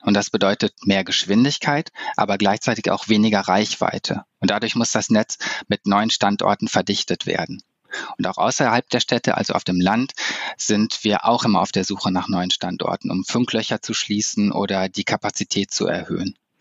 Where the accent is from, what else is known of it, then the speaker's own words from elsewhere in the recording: Cologne, North Rhine-Westphalia, Germany; für mich als Kölner